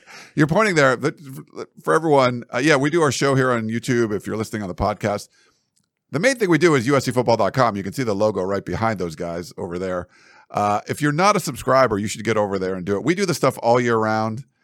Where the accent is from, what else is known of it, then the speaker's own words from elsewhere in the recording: New England, United States; moved away; we're both from New England